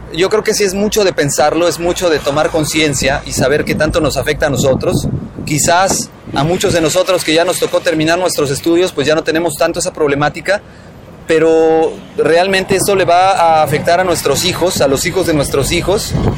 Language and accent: Spanish; Mexico; como mexicanos